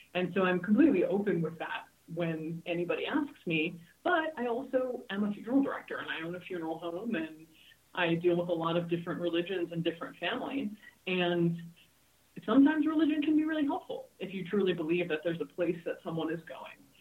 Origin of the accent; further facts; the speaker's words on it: Hawaii, United States; moved away; also born or lived in California; I grew up in Hawaii and I've spent my whole career in California